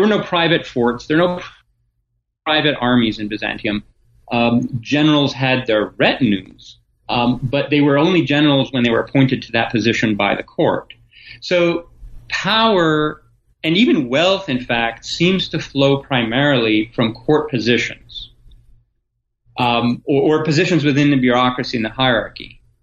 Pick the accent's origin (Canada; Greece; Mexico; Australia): Greece; Athens, Attica; moved away as an adult; also born or lived in Michigan, United States; now in Ohio, United States; born in Athens, Greece, uh, in 1971 during the dictatorship. Um, my mother is American, my father is Greek, so I grew up bilingual in Athens